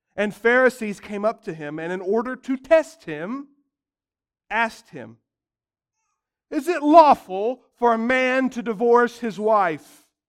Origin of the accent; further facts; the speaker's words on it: United States; as American Christians